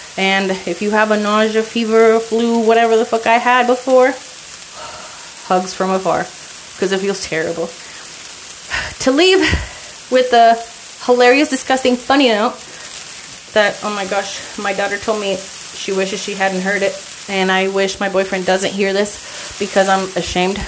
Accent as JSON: {"language": "English", "town": "El Paso", "region": "Texas", "country": "United States", "moved": "yes", "lives_now": "Glendale, United States", "said": "I come from El Paso, Texas, and everybody just like bumps into each other"}